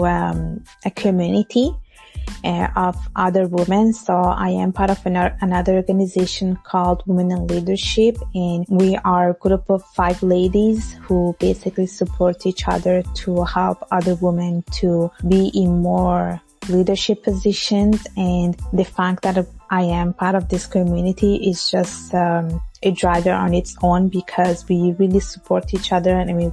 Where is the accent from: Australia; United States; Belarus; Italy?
Italy; now in Montreal, Canada; I was born and raised in Italy and my parents are from Bangladesh